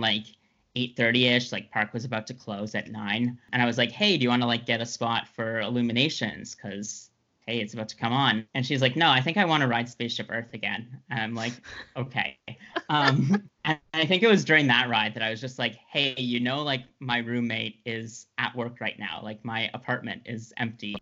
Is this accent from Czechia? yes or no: no; Ottawa, Ontario, Canada; I grew up in Ottawa